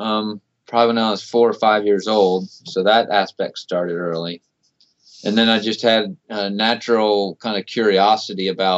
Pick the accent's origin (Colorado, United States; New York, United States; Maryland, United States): Maryland, United States; Baltimore; also born or lived in California; Yeah, I grew up in Baltimore, northeast of Baltimore.